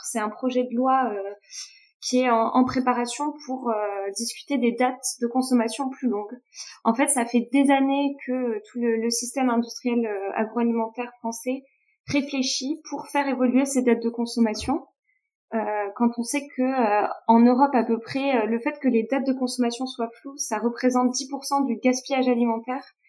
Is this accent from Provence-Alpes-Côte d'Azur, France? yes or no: no; Toulouse, Occitania, France; je suis originaire de, de Toulouse